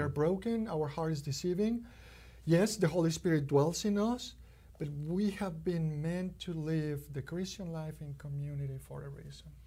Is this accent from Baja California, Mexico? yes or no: no; Mexico City, Mexico; now in Kentucky, United States; growing up in Mexico